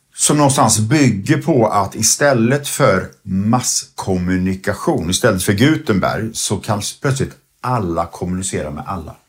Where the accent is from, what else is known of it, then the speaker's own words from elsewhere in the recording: Sweden; vi svenskar